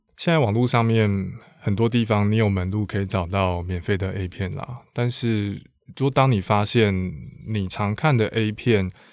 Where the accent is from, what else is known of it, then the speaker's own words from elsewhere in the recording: Taiwan; 身为台湾人